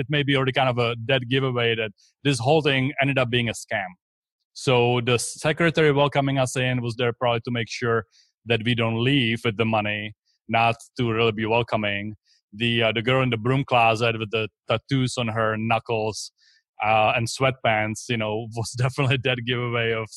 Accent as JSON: {"language": "English", "country": "Czechia", "also_born_or_lived": "Texas", "second_language": "English", "moved": "as an adult", "lives_now": "Tampa, United States", "said": "I came here from the Czech Republic. So that's where I'm originally from. That's where this accent is from."}